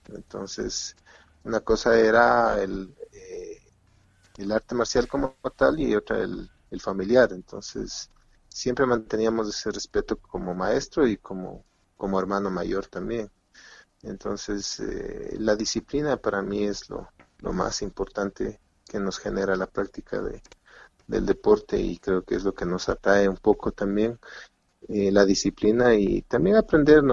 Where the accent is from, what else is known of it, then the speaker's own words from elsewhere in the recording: Quito, Pichincha, Ecuador; Hicimos un grupo de, amigos de un colegio para poder competir en, un evento intercolegial acá en, en, Quito, Ecuador